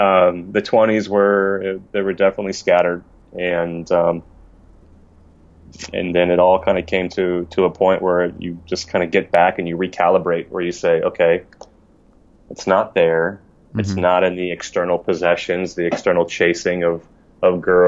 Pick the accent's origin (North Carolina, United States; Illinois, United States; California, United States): California, United States; Poway; also born or lived in Los Angeles, United States; I'm from San Diego, okay. Raised in Poway